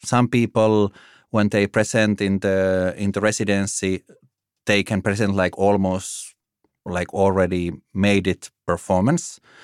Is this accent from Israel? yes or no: no; Finland; moved away as an adult; also born or lived in Italy / Germany / Denmark; now in Copenhagen, Denmark; I'm from Finland originally.